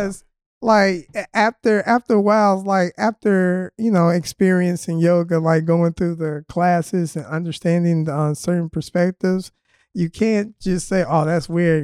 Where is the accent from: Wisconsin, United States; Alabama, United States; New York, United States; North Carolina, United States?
Alabama, United States; Birmingham; accent: drawl; moved away; I am originally from Birmingham, Alabama